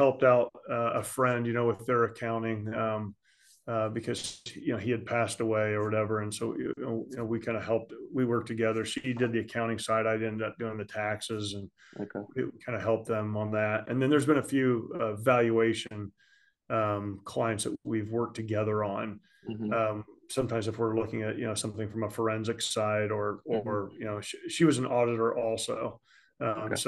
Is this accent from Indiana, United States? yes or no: yes; Eaton, Indiana, United States; now in Westfield, United States; I grew up in near Eaton, Indiana, which is between Muncie and Hartford City.